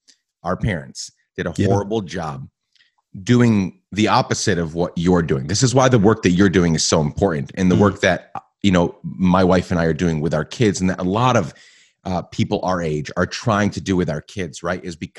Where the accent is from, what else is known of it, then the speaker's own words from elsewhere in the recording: Guatemala; where I grew up in Guatemala. My parents were missionaries. And so I spent, you know, 9-10 years in Guatemala.